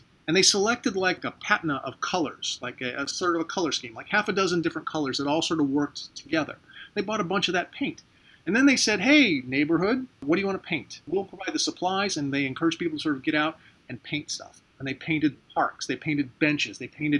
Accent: St. Petersburg, Florida, United States; Of course, I love my hometown. I live in St. Petersburg, Florida. It's a beautiful city.

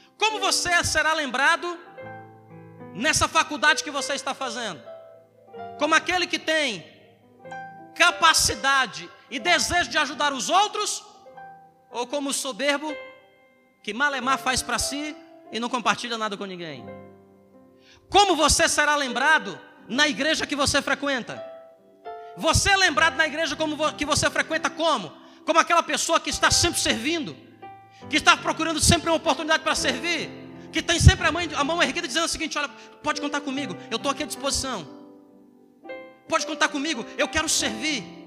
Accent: Ceará, Brazil; also born or lived in Southeast Brazil; now in Roraima, Brazil; eu sou do Ceará

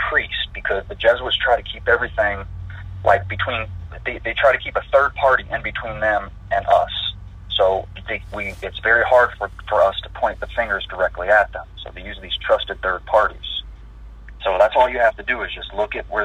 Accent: United States; me being American

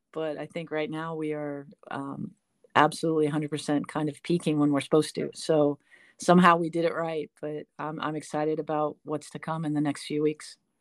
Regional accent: San Francisco, California, United States; moved away as an adult; also born or lived in Delaware / Texas; now in North Carolina, United States; I was born and raised in San Francisco

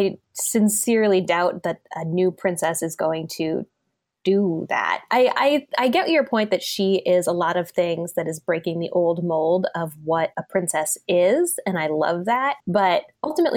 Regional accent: United States; as an American

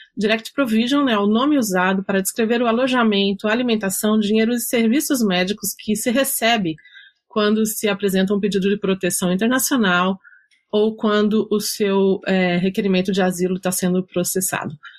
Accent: Minas Gerais, Brazil; sou mineira

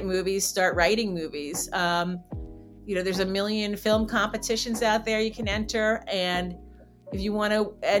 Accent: New Jersey, United States; where I grew up in New Jersey

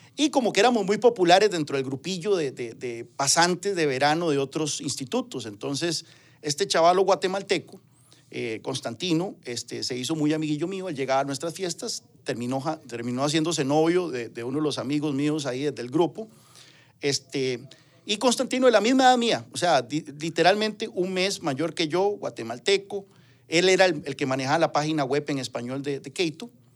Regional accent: Ciudad Quesada, Alajuela, Costa Rica; Nací, crecí, nací, crecí ahí, fui a la escuela Juan Chávez Rojas, después al Liceo San Carlos, soy orgullosamente sancarleño

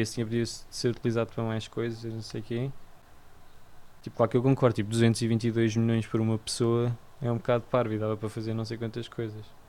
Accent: Portugal; first language Portuguese; sendo português

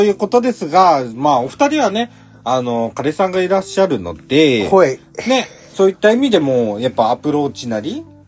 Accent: Nagasaki, Japan; 地元の長崎家が

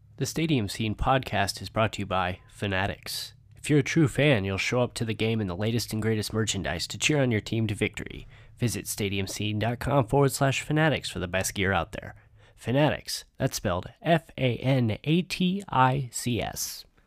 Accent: Indianapolis, Indiana, United States; was born and raised in Indianapolis

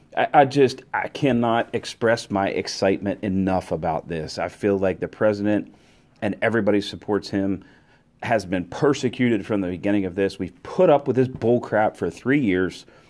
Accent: United States

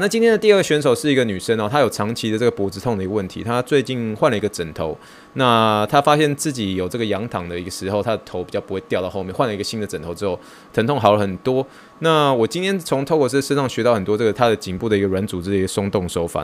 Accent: Taiwan; 我来自台湾

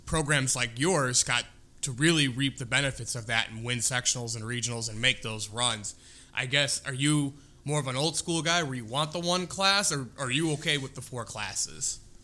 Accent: Illinois, United States; now in Indiana, United States; I'm originally not from Indiana. I'm in Illinois, born and raised

